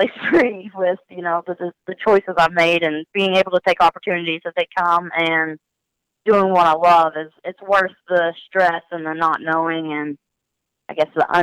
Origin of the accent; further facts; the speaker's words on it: Ashland, Kentucky, United States; moved away as an adult; also born or lived in Green River Lake, Kentucky; I'm originally from Ashland, Kentucky